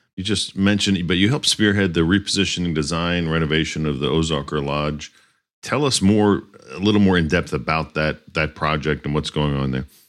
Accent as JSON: {"language": "English", "region": "Northeast", "country": "United States", "tie": "born or raised there", "also_born_or_lived": "Miami", "moved": "yes", "said": "i grew up in the Northeast"}